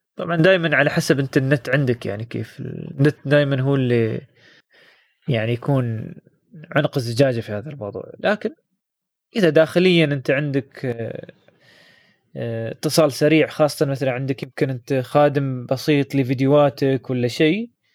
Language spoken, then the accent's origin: Arabic; United Arab Emirates; نحن عندنا في الامارات